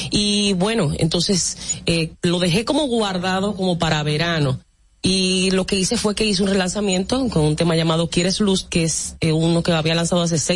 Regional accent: Dominican Republic; also born or lived in Santo Domingo / San Cristóbal / La Romana / Jarabacoa; Yo nací aquí en Santo Domingo, me crié entre San Cristóbal, luego la Romana, viví en Jarabacoa.

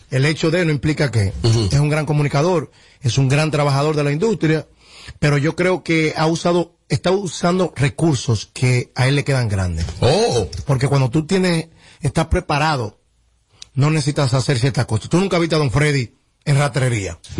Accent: Mexico; yo soy mexicano y, yo, no sé mucho de República Dominicana en política

